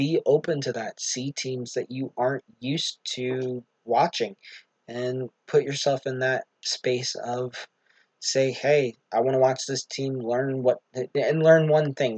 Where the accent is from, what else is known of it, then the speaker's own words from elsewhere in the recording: United States; as an American